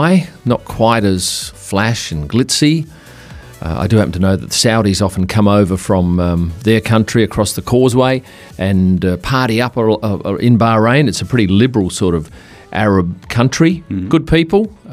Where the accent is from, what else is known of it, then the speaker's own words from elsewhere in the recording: Perth, Western Australia, Australia; I come from Perth where it gets hot